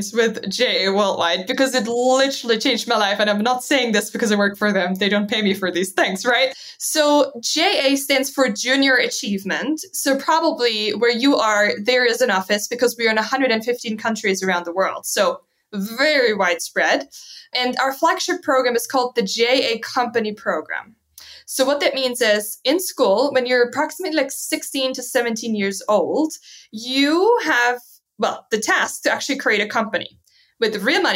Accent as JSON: {"language": "English", "area": "near the Swiss border", "region": "Baden-Württemberg", "country": "Germany", "tie": "born or raised there", "also_born_or_lived": "Malta", "second_language": "English", "moved": "as an adult", "said": "when I grew up back in Germany, in the south of Germany, very close to the Swiss border"}